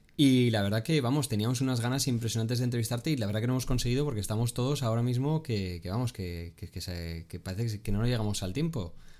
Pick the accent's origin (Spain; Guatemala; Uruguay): Spain; todos los que somos españoles